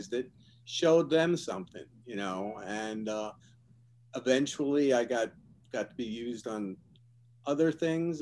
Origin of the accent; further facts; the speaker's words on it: Yonkers, New York, United States; moved away as an adult; now in California, United States; I'm originally from Yonkers, New York